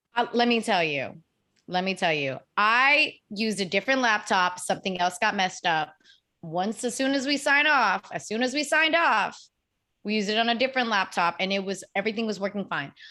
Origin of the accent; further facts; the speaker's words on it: United States; I grew up in America